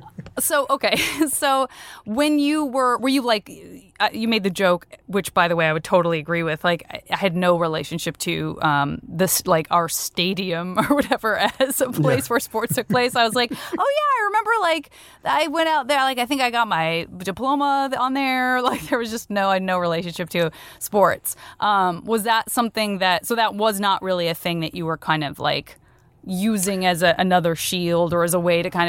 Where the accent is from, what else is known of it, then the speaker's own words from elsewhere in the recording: Tucson, Arizona, United States; I'm from Tucson. My city is like there.